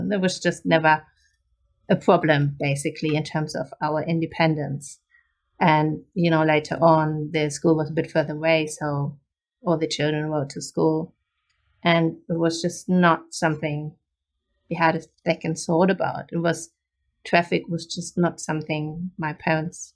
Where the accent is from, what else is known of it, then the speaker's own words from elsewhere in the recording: Germany; moved away as an adult; now in Australia; I was born in Germany in the 80s, and I grew up in a very suburban, like, little town in Germany.